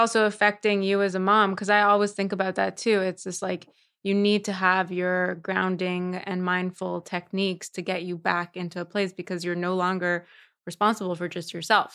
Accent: Montreal, Quebec, Canada; moved away; I grew up in Montreal, which is a very, you know, sheltered community.

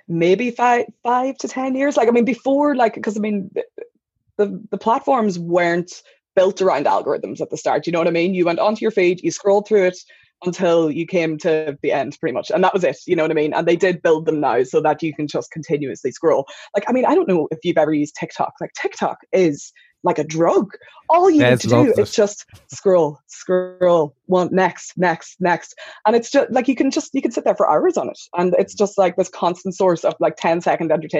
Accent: County Donegal, Ireland; I'm from Donegal

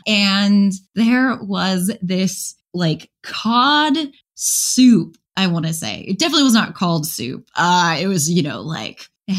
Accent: Chicago, Illinois, United States; I grew up around Chicago.

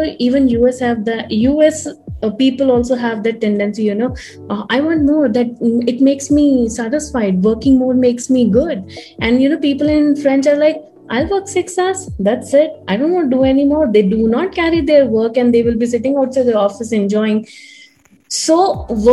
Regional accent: India; we Indians

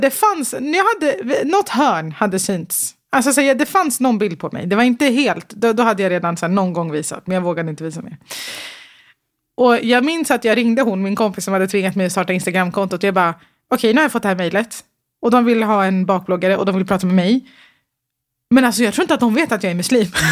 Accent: Stockholm, Stockholm County, Sweden; Södermalm i Stockholm. Mm. Eh, Götgatan. Mm. Jättecentralt.

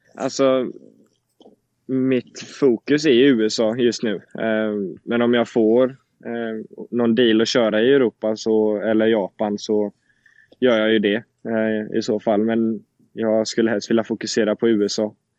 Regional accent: Sweden; moved away as an adult; now in Indianapolis, United States; jag är hemma nu i Sverige

